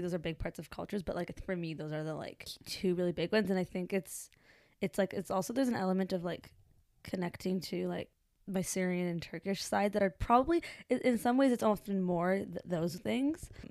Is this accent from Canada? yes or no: yes; Vancouver, British Columbia, Canada; I was born in Vancouver, British Columbia, Canada.